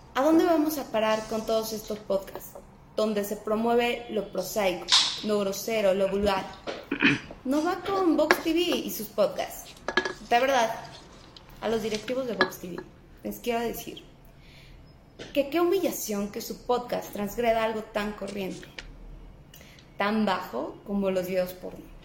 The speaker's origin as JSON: {"language": "Spanish", "country": "Mexico"}